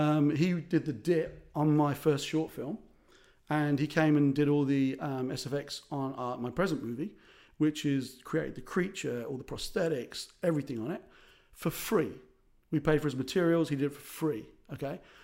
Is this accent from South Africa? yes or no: yes; South Africa; also born or lived in Ireland; As an Irish South African